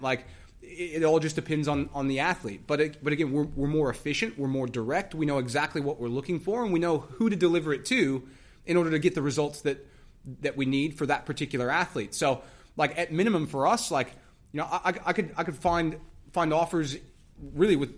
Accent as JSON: {"language": "English", "country": "United States", "said": "I'm from the United States"}